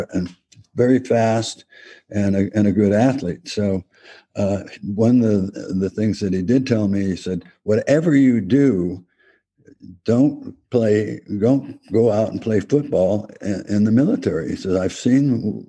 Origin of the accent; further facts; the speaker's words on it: El Cerrito, California, United States; my hometown, El Cerrito